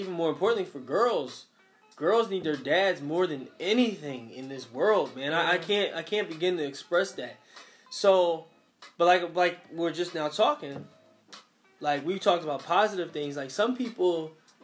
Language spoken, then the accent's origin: English; Philadelphia, Pennsylvania, United States; growing up in West Philly in the 90s was rough.